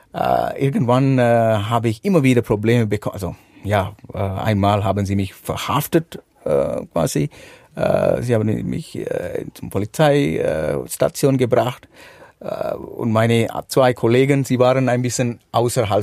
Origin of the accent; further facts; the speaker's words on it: Sri Lanka; German is a second language; moved away as an adult; now in Switzerland; ich komme aus Sri Lanka, geboren und aufgewachsen.